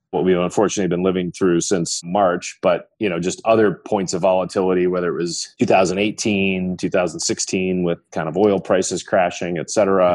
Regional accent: Libertyville, Illinois, United States; I grew up in the northern suburbs of Chicago, so a suburban town called Libertyville, Illinois.

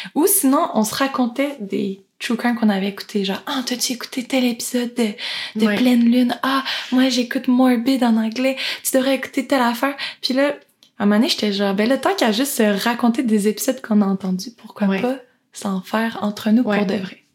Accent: Quebec, Canada; on est québécoise

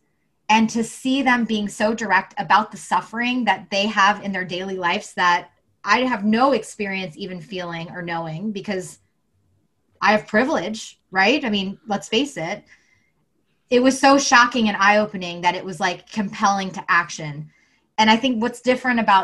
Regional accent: the South, United States; I grew up in the South

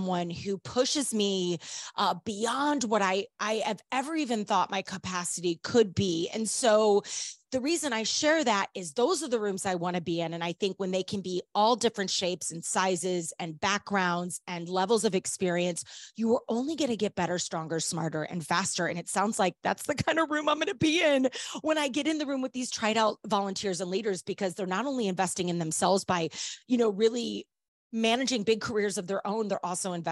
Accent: St. Louis, Missouri, United States; I'm born and raised in St. Louis, Missouri

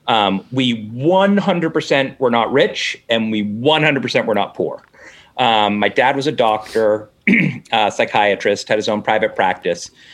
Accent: Newton, Massachusetts, United States; I'm from Newton mm-hmm. which is the one of the it's the first suburb of Boston

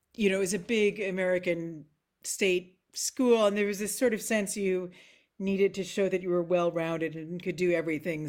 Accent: Nova Scotia, Canada; moved away as an adult; also born or lived in Bloomington, Indiana / Amsterdam / Princeton, New Jersey / Montreal; now in Scotland; growing up in Nova Scotia

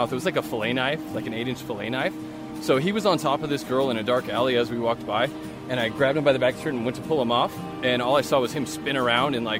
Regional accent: California, United States; also born or lived in Fresno / Pismo Beach / Grover Beach / Sacramento; now in Reno, United States; I'm from California. I was born in Fresno and raised all over California, in Fresno, Pismo Beach, Grover Beach, Sacramento, and Northern California

